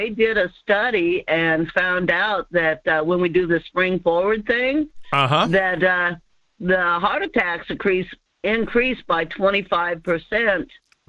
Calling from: Denali area, Alaska, United States; calling from the Denali area.

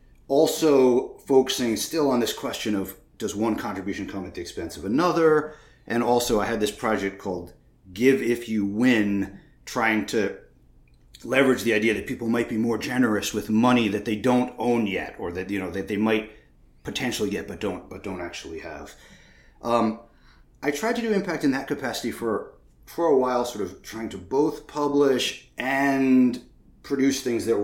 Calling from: Massachusetts, United States; I'm calling in from Western Massachusetts.

